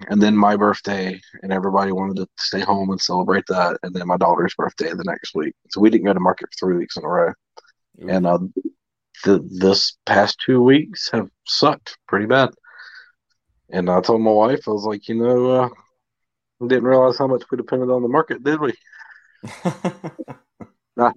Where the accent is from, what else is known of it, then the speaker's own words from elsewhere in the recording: the South, United States; now in Mississippi, United States; I was born and raised in the South. I've lived with humidity my whole life.